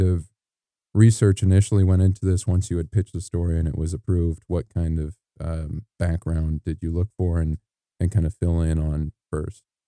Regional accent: Illinois, United States; moved away as an adult; now in Malibu, United States; I'm from Illinois, which, you know, we get our fair amount of rain and snow.

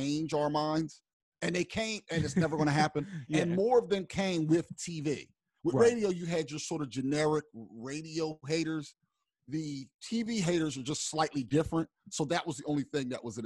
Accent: Pennsauken, New Jersey, United States; I'm from Pensauken.

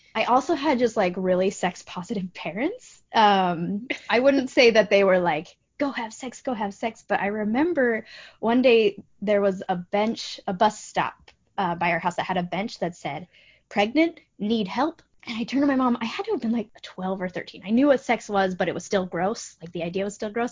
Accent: Boise, Idaho, United States; moved away as an adult; also born or lived in Logan, Utah; now in Florida, United States; I grew up in Boise, Idaho, but I spent the last 10 years in uh, Cache Valley, Logan, Utah.

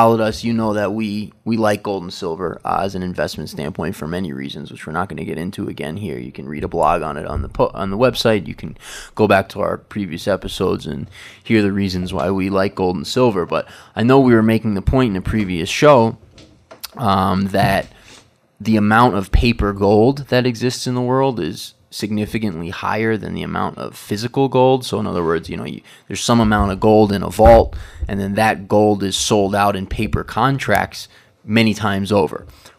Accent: New York, United States; now in Ecuador; I come from New York. You know, I was in New York for many years, kind of a pizza snob.

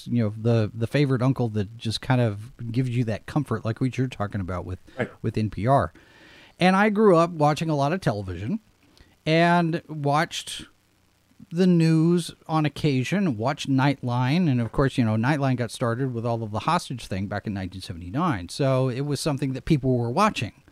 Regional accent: Texas, United States; my fellow radio students were surprised to learn that I was from Texas because you don't sound like you're from Texas.

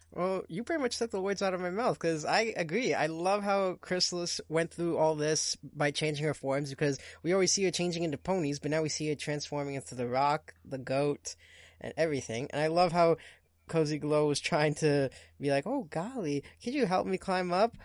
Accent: Portugal; first language Portuguese; English is a second language; now in Canada; I am Canadian, but I'm also Portuguese

